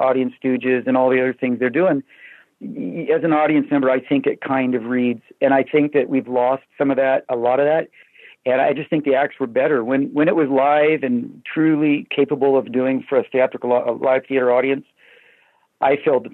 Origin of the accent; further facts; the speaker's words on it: Sacramento, California, United States; moved away as an adult; also born or lived in Los Angeles; I was from Sacramento originally, and I was kind of just out of Sacramento or kind of in transition of leaving Sacramento to L.A.